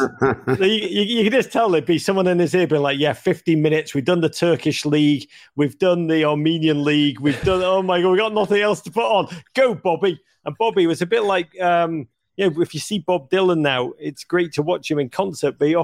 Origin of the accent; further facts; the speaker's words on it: Liverpool, North West England, United Kingdom; now in United States; I grew up in Liverpool